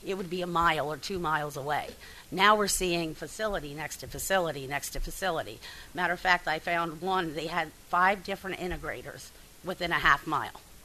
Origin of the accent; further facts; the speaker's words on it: Bucks County, Pennsylvania, United States; also born or lived in Delta, Pennsylvania; I grew up in Bucks County, uh, Pennsylvania, which is a farming community.